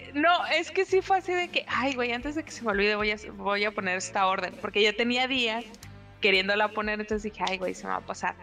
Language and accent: Spanish; Mexicali, Baja California, Mexico; mi tierra